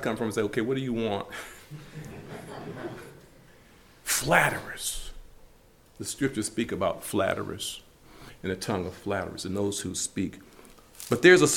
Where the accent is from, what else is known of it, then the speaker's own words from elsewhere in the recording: Detroit, Michigan, United States; growing up in Detroit